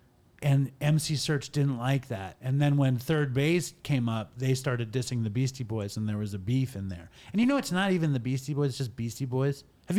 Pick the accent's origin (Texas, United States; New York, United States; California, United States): New York, United States; Long Island; accent: Long Island; My Long Island accent is coming out.